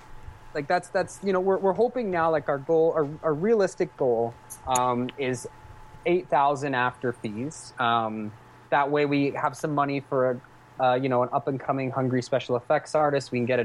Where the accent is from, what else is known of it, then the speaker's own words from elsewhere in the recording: Cambridge, East of England, United Kingdom; we're going to shoot it all in my hometown in Cambridge